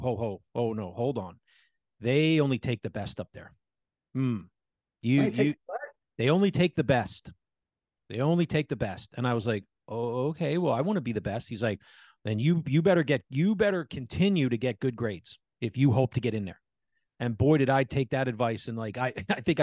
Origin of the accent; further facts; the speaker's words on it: Allentown, Pennsylvania, United States; I grew up in Allentown.